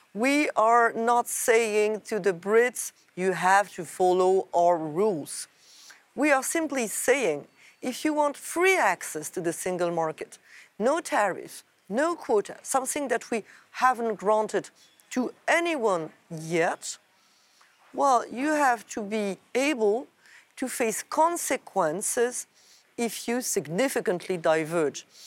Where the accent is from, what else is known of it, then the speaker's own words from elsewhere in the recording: France; my home country, France